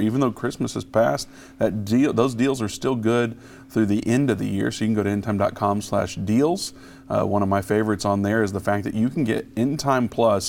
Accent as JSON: {"language": "English", "region": "Indiana", "country": "United States", "moved": "yes", "lives_now": "Texas, United States", "said": "being from Texas, now I'm not originally from Texas, but I'm from Indiana"}